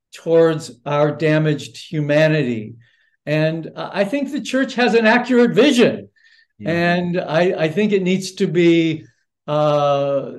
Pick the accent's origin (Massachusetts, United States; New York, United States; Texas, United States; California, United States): California, United States; Los Angeles; someone born and raised in Los Angeles